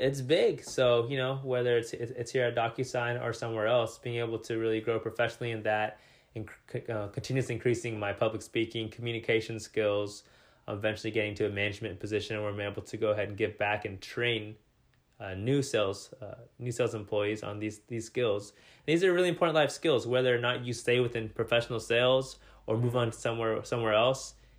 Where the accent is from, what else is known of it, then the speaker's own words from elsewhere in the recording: Salem, United States; moved away as an adult; now in Seattle, United States; move myself out of my hometown into a new city